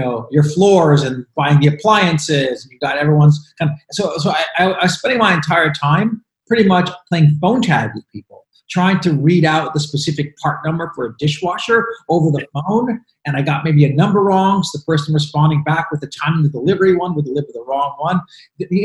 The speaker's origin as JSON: {"language": "English", "town": "Montreal", "region": "Quebec", "country": "Canada", "also_born_or_lived": "New York", "moved": "yes", "lives_now": "United States", "said": "where we're from, where Lex and I are from, which is Montreal."}